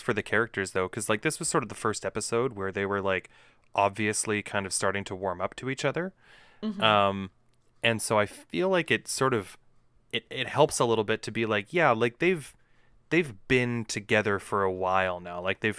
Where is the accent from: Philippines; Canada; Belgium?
Canada; Winnipeg, Manitoba; Also, we're from Winnipeg. They can fucking deal with people shitting on where they live.